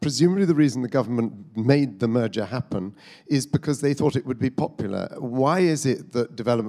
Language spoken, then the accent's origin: English; Devon, South West England, United Kingdom; I come from Devon, and I know that most people you meet in the pub down there would not see moving from 0.7% to 0.5% as a disaster.